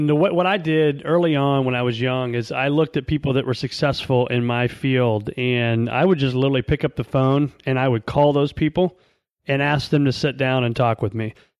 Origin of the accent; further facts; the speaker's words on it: Illinois, United States; I was born in a small town, born and raised in Northern Illinois, and then actually raised in central part of Illinois.